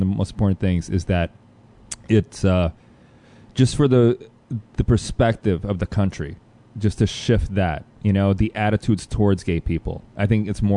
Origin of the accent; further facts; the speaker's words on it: Brussels, Brussels-Capital Region, Belgium; moved away; I was born actually in Brussels, Belgium